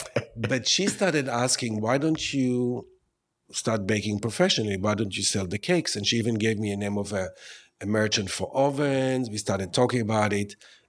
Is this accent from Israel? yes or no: yes; Tel Aviv, Tel Aviv District, Israel; now in New York City, United States; I grew up in Tel Aviv, Israel.